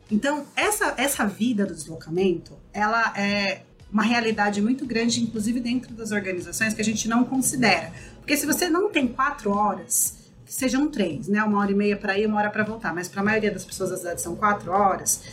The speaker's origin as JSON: {"language": "Portuguese", "region": "São Paulo", "country": "Brazil", "tie": "born or raised there", "said": "Eu nasci e cresci em comunidades periféricas ali na Zona Leste"}